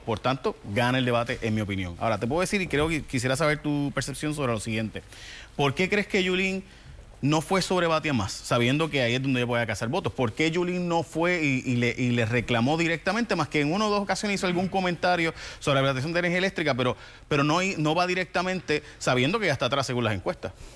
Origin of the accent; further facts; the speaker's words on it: San Lorenzo, Puerto Rico; now in San Juan, Puerto Rico; yo soy de San Lorenzo. Yo vivo en San Juan, pero, pero soy de San Lorenzo